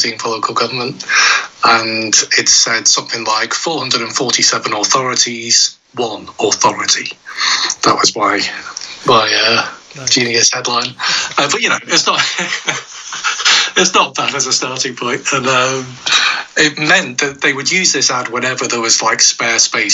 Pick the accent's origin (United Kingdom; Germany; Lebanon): United Kingdom; Stockport, North West England; I grew up just near Stockport, so kind of South Manchester.